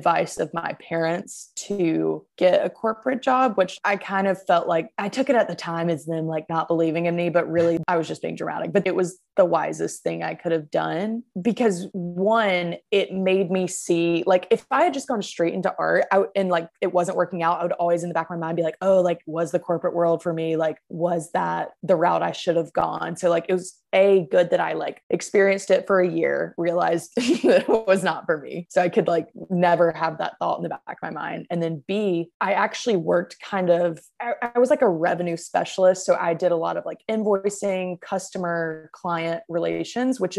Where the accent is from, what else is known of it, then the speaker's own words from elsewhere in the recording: Macon, Georgia, United States; now in Decatur, United States; I'm originally from Macon, Georgia, which is about an hour south of Atlanta.